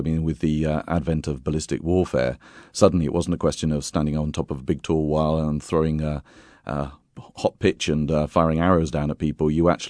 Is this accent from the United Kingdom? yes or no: yes; Bath, South West England, United Kingdom; moved away as an adult; now in Tuscany, Italy; Of course, I'm from Britain originally, from England, from Bath, in fact. I've been touring with my company down in Tuscany for a long time